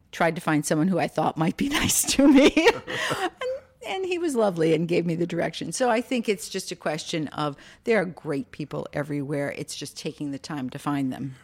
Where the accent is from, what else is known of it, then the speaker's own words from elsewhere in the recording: Minneapolis, Minnesota, United States; now in Virginia, United States; I grew up in Minneapolis